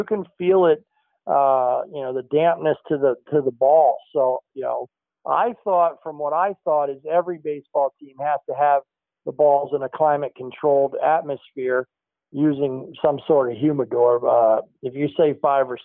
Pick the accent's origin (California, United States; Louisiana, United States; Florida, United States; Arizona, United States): Arizona, United States; Phoenix; now in North Carolina, United States; I'm from Phoenix